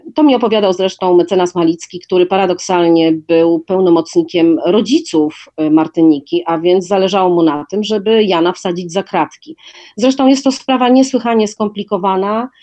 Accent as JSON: {"language": "Polish", "town": "Wrocław", "region": "Lower Silesian Voivodeship", "country": "Poland", "tie": "born or raised there", "also_born_or_lived": "Warsaw", "moved": "as an adult", "said": "Wrocław z bardzo prostej przyczyny, a mianowicie jest to moje rodzinne miasto."}